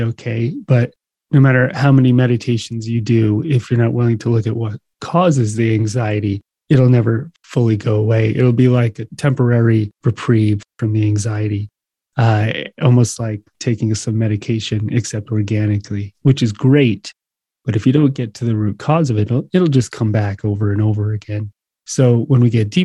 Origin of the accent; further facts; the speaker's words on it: New Jersey, United States; moved away as an adult; also born or lived in Hawaii / New York / California; in New Jersey, not far from you. So I grew up in the shadow of the city.